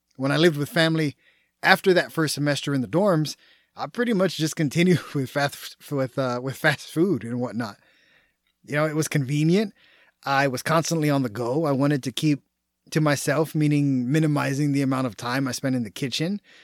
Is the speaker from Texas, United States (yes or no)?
yes; Texas, United States; I was born and raised in the Lone Star State, meaning I'm a proud Texan